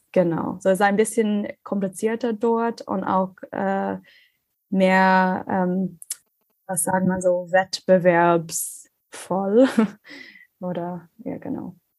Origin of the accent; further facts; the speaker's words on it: Ireland; German is a second language; moved away as an adult; also born or lived in Australia; now in Germany; ich komme ursprünglich aus Irland